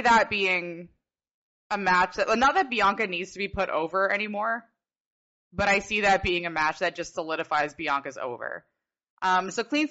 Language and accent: English; Canada; I'm Canadian